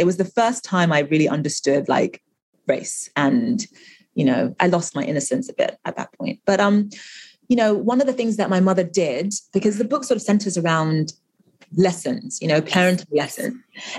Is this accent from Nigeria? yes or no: yes; Nigeria; English is a second language; And, you know, they knew that I was originally from Nigeria, and they asked all sorts of questions about Nigeria.